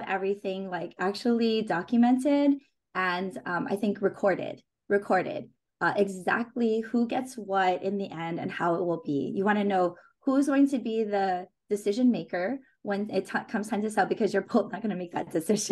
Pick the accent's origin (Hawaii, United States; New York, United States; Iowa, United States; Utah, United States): Hawaii, United States; I grew up in Hawaii